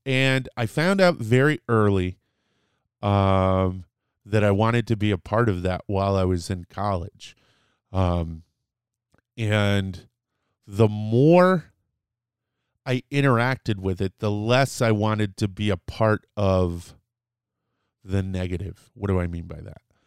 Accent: New Britain, Connecticut, United States; I grew up in New Britain, Connecticut, which is a large Polish community

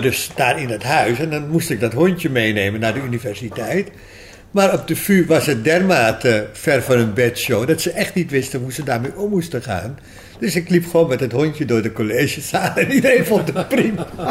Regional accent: Amstelveen, North Holland, Netherlands; also born or lived in Grenoble, France / Canada / Los Angeles, United States / Peru; toen ik eh, vrij jong was, acht jaar, ben ik in Amstelveen verhuisd. Daar ben ik naar lagere school gegaan

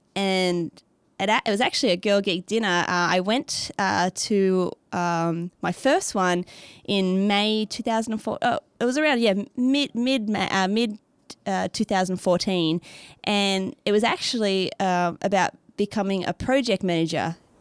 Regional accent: Australia; accent: Australian; moved away as an adult; also born or lived in Beijing, China / Canada / Sweden; now in Nashville, United States; I, um, from Australia, not America, as the accent can tell.

